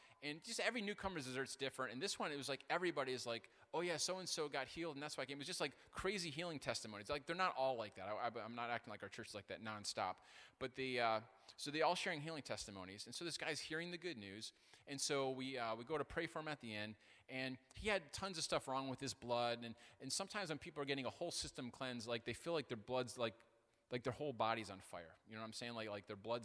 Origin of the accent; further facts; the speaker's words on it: Detroit, Michigan, United States; I grew up here in the Detroit area.